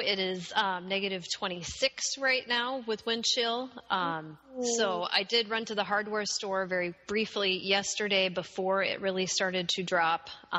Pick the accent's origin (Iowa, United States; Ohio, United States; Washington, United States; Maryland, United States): Iowa, United States; now in Minnesota, United States; I'm actually originally from Iowa.